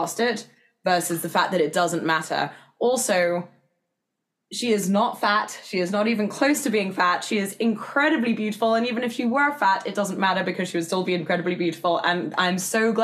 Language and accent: English; England, United Kingdom; accent: English; moved away as an adult; now in United States; me as an English person at the time